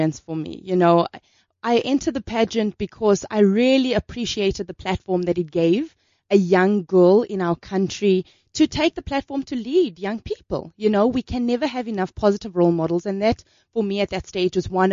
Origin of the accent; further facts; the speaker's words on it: Mthatha, Eastern Cape, South Africa; I come from Mthatha. Mthatha is a very special part of South Africa. It's in the Eastern Cape.